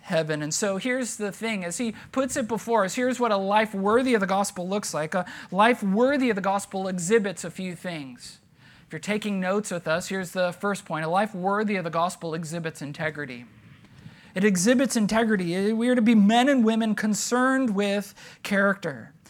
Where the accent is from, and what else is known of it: United States